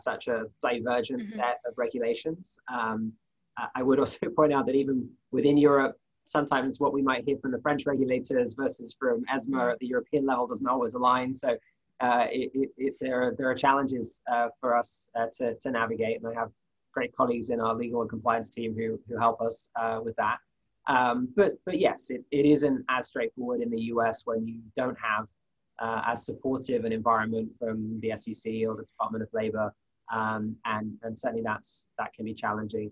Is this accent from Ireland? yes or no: no; United Kingdom; moved away as an adult; now in United States; As a Brit who's been in the US for a few years now